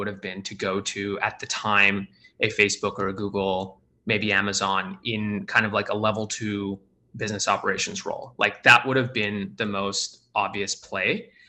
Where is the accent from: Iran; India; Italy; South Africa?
India; also born or lived in Australia; I grew up in India and Australia for the first 10 years of my life.